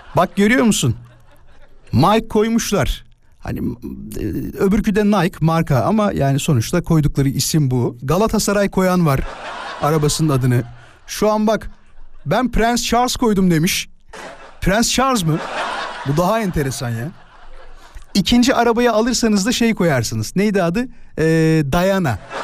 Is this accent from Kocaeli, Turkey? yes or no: yes; İzmit, Kocaeli, Turkey; born or raised there